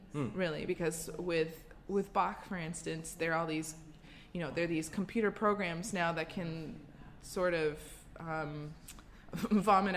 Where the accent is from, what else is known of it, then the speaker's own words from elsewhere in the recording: United States; being an American